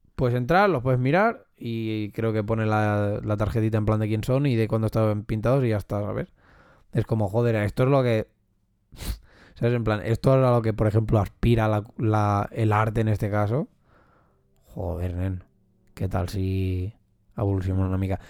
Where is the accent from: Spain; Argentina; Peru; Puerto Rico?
Spain; Catalonia; yo he nacido aquí o porque yo soy catalán